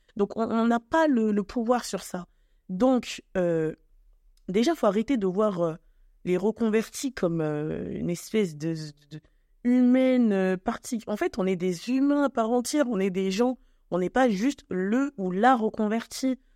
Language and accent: French; France; also born or lived in Cameroon (ancestry) / Congo (ancestry); je suis née en France, je suis d'origine camerounaise et congolaise.